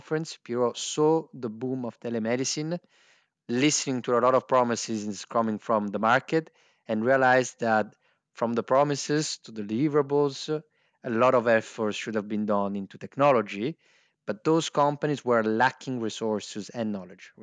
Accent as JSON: {"language": "English", "region": "northern Italy", "country": "Italy", "tie": "born or raised there", "also_born_or_lived": "Naples, Italy / New York, United States", "second_language": "English", "moved": "as an adult", "lives_now": "United Kingdom", "said": "I was raised in a little town village in the north of Italy, in the Dolomites"}